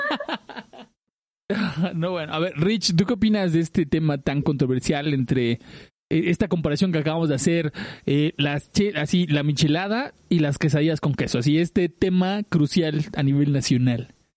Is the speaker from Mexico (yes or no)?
yes; Mexico City, Mexico; Andrea y yo somos del oriente de Ciudad de México